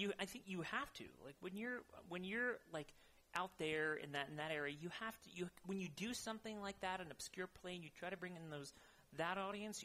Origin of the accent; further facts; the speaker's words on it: Modesto, California, United States; moved away as an adult; now in Bay Area, United States; I am from Modesto, California, okay. in the Central Valley. Um, about what is it? Uh, Ninety miles east from here